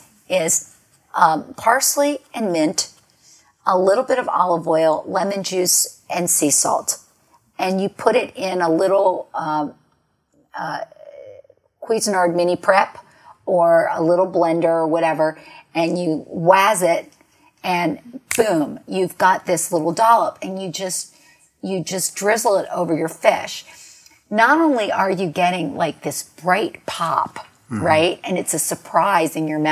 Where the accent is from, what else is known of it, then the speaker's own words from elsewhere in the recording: New York, United States; when I was growing up in New York